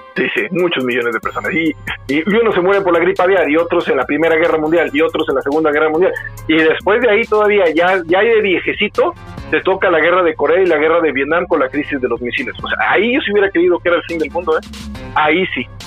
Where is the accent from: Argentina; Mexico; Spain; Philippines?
Mexico; now in Guadalajara, Mexico